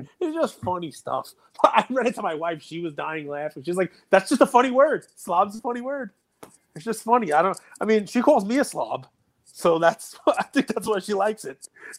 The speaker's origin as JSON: {"language": "English", "region": "New York", "country": "United States", "said": "I'm a New Yorker."}